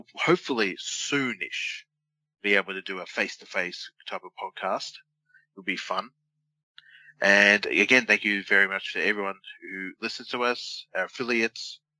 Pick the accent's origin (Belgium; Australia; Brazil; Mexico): Australia; we're Australian.